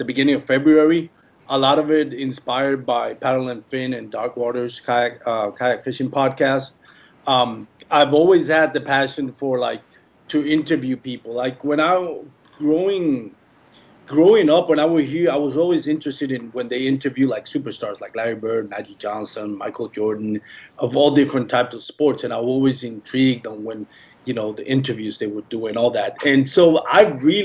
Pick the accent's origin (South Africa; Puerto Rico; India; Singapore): Puerto Rico; English is a second language; moved away as an adult; now in Dallas-Fort Worth, United States; I'm originally born and raised in Puerto Rico